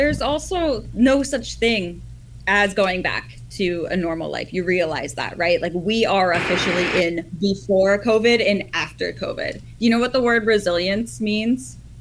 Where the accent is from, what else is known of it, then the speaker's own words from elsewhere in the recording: Ottawa, Ontario, Canada; I'm from Ottawa